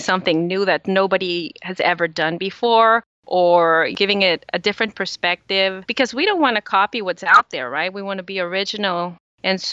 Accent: El Salvador; moved away as an adult; now in United States; I was born in El Salvador, and El Salvador is the smallest country in Central America.

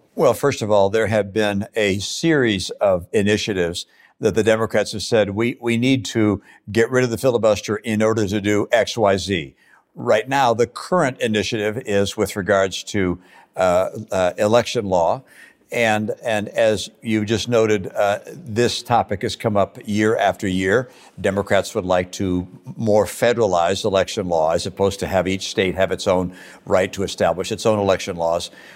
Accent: Michigan, United States; moved away; also born or lived in Massachusetts / Utah; growing up in Michigan as a Republican

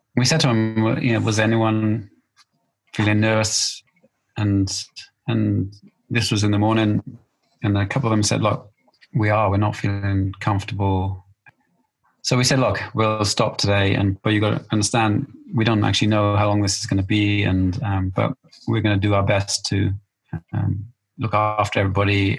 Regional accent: Wales, United Kingdom

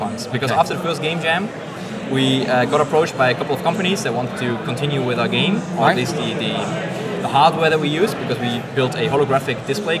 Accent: Netherlands; I'm from the Netherlands.

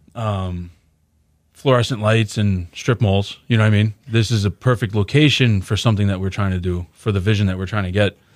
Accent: New York, United States; moved away as an adult; now in Houston, United States; I grew up in New York. I was born there

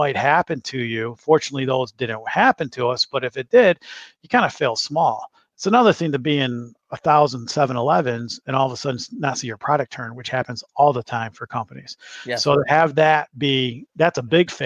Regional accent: Michigan, United States; moved away as an adult; now in Chicago, United States; I'm a Michigan, grew up and born and raised in Michigan, but transplanted here to Chicago a number of years ago

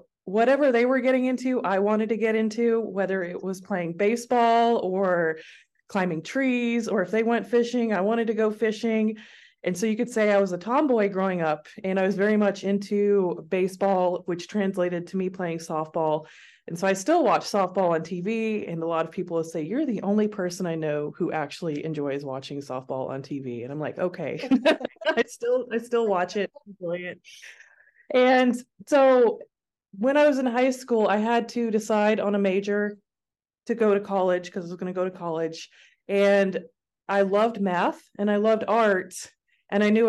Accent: Jackson, Tennessee, United States; moved away as an adult; also born or lived in Knoxville, Tennessee; now in Seattle, United States; I grew up in a small city in Tennessee called Jackson

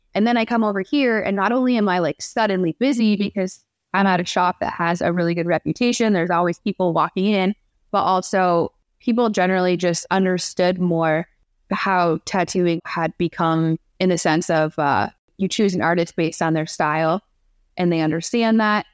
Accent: Canada; now in Detroit, United States; Growing up in Canada, was it, I mean, it's, it's really not that different from being here. It's pretty similar, but I did grow up in a small town, so that's different from living in Detroit

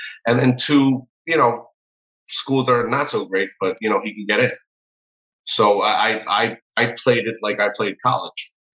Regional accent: New York City, New York, United States; Well, I mean, I grew up in New York City, and I'm a product of the public school system.

